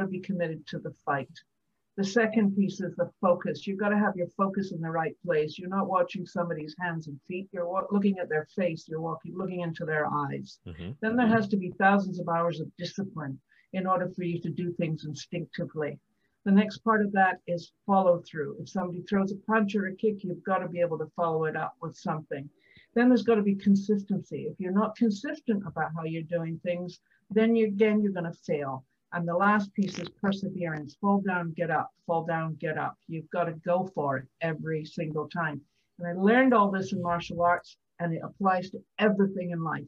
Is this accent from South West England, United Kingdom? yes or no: no; Scotland, United Kingdom; I'm a warrior from the Highlands of Scotland.